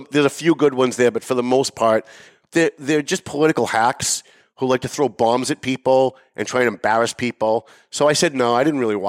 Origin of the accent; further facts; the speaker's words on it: Lawrence, Massachusetts, United States; when I grew up in Lawrence, the Italians and the Irish hated each other